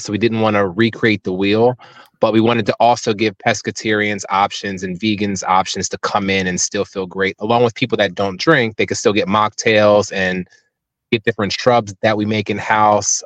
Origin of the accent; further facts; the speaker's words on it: Cape May, New Jersey, United States; moved away; I'm from Cape May, born and raised